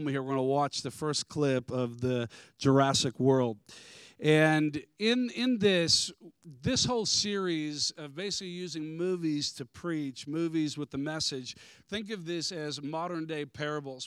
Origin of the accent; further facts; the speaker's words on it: United States; I'm American